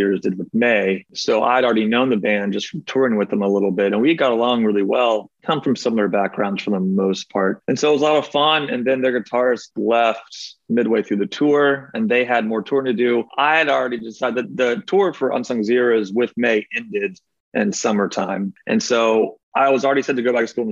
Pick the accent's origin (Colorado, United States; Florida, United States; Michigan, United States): Florida, United States; Mount Dora; moved away as an adult; now in Virginia, United States; I'm originally from Central Florida, a town called Mount Dora